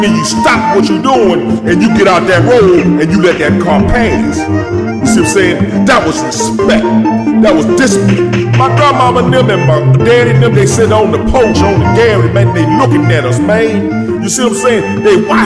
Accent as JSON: {"language": "English", "region": "Louisiana", "country": "United States", "tie": "born or raised there", "said": "By me being raised the way I was raised down there in Louisiana, down there in that bayou down there"}